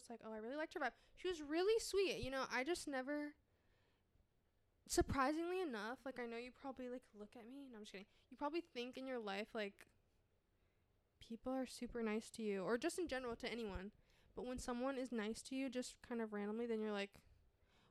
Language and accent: English; North Carolina, United States; I'm from North Carolina. We just say yes, sir, yes, ma'am to everything.